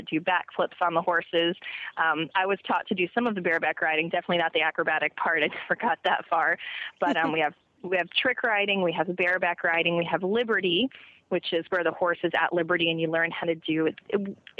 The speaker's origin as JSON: {"language": "English", "town": "Orlando", "region": "Florida", "country": "United States", "tie": "born or raised there", "said": "I was born and raised in Orlando, Florida, and I was a horseback rider"}